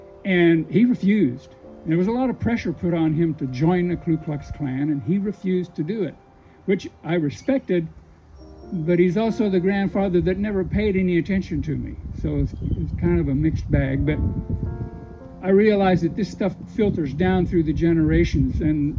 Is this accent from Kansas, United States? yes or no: yes; just outside of Wichita, Kansas, United States; I grew up just outside of Wichita, Kansas